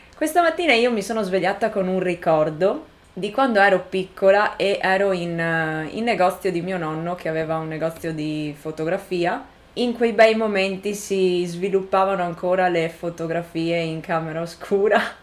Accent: Italy; moved away; del paese in cui sono cresciuta

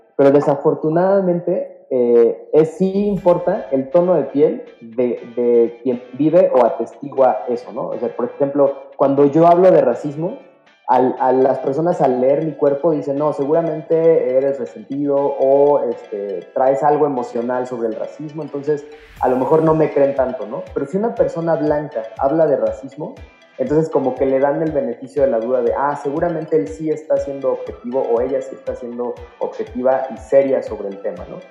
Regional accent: Mexico; como mexicanas y mexicanos

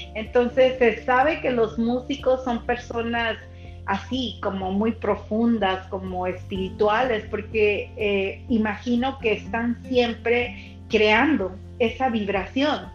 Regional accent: Mexico; soy mexicana

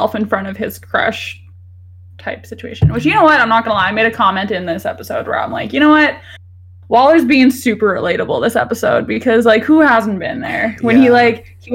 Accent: Canada; We're Canadian

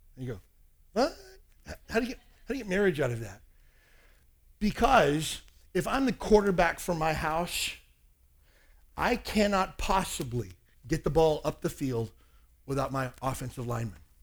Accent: Kentucky, United States; I grew up in Kentucky.

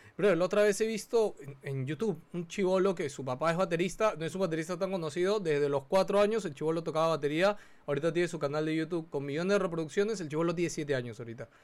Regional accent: Peru; La cultura peruana también es mucho de eso, o sea, nuestros padres

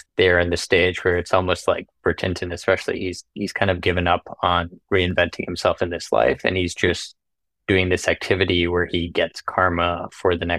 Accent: Thailand; moved away as an adult; also born or lived in United States; I'm Thai American. I grew up here and I went to international school and then I went to college in the States

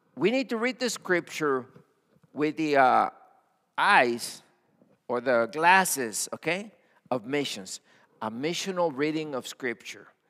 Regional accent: Matamoros, Tamaulipas, Mexico; also born or lived in Brownsville, Texas; now in United States; I was born in Mexico on the border, Matamoros. Okay, that's where I was born

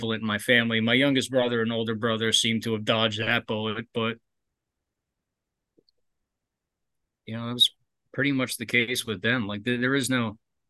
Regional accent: North Bergen, New Jersey, United States; also born or lived in Barnegat, New Jersey; I grew up in I'm from North Jersey originally. I'm from North Bergen, but we moved to a town called Barnegat when I was like 11, 12 years old

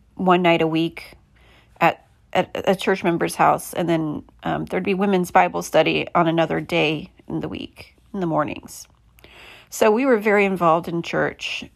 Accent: Midwest, United States; moved away; I'm from the Midwest

